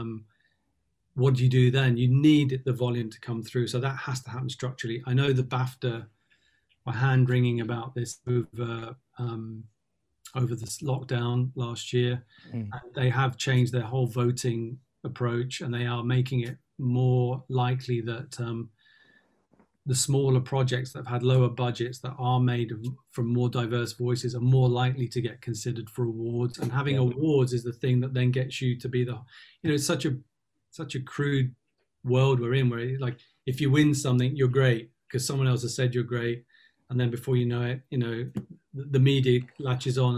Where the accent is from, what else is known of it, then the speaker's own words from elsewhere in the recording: London, United Kingdom; growing up in Tottenham, for me, my world was very diverse.